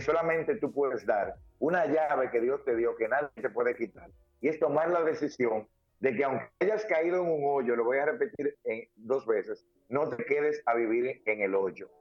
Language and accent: Spanish; Dominican Republic; soy un dominicano que lucha todos los días